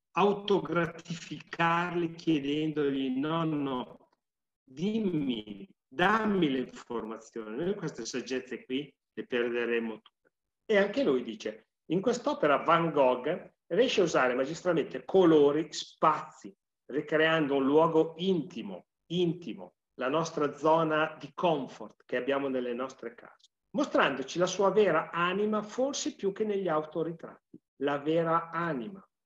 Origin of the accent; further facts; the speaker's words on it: Sesto Calende, Lombardy, Italy; io sono di Sesto Calende